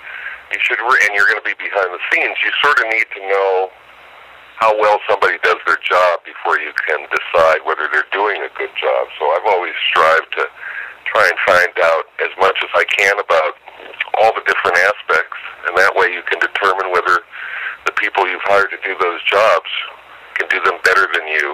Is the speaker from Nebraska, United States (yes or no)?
yes; Omaha, Nebraska, United States; moved away as an adult; also born or lived in Chicago / Denver / California; My folks moved to the Midwest, actually Omaha, Nebraska, when I was quite young